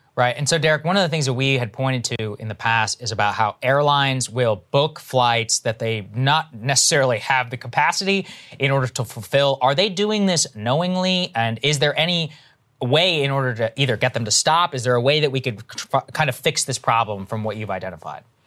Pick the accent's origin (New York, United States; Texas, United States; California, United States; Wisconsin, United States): Texas, United States; evangelicals that I grew up around in Texas